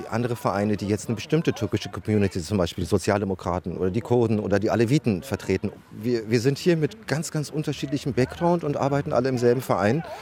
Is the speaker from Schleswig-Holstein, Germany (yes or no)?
no; Berlin, Germany; Ja, wir sind ja alle Berliner Jungs hier.